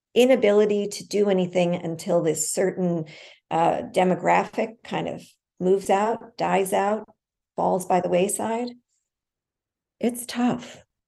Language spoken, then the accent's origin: English; New York City, New York, United States; I grew up in the West Village in the like early seventies